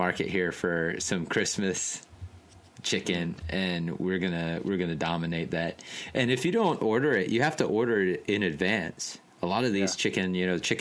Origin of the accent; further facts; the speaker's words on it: United States; now in Japan; I'm American and I celebrate Thanksgiving.